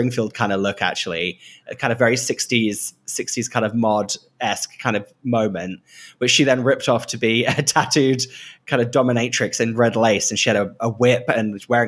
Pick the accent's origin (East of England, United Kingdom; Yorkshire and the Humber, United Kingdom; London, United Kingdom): East of England, United Kingdom; Great Yarmouth; I grew up in Great Yarmouth, which is a seaside town